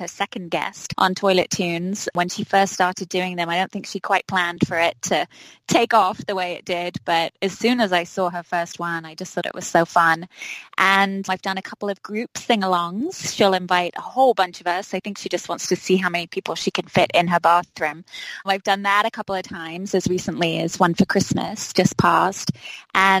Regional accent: London, United Kingdom; accent: English; moved away as an adult; also born or lived in Minneapolis, Minnesota; now in White Bear Lake, United States; I was born and grew up all my life in Southeast London

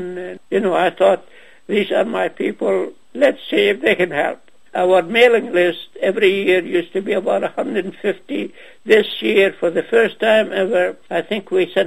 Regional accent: Ajloun, Ajloun Governorate, Jordan; moved away; also born or lived in Nazareth / Ramallah; I was born in Ajloun, which is now in Jordan

